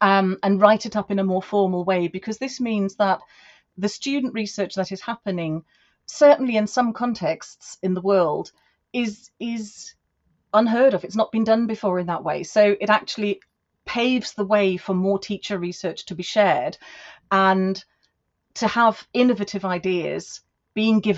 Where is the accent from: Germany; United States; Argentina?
Germany; moved away as an adult; now in United Kingdom; I am now British and I have two passports, but I was born in Germany, and I came over here to study and work